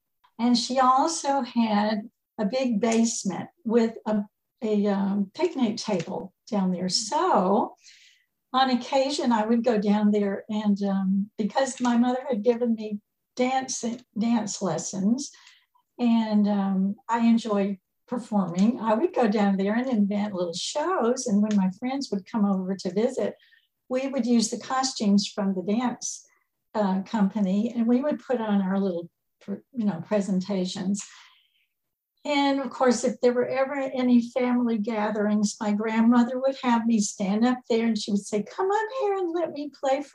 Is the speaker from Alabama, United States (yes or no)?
yes; Montevallo, Alabama, United States; attend the University of Montebello, which was in my hometown